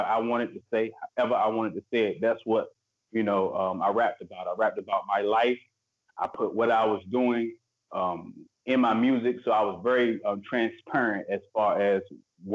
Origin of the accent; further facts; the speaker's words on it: Portsmouth, Virginia, United States; I was born in Portsmouth, grew up in Virginia. I'm from Virginia.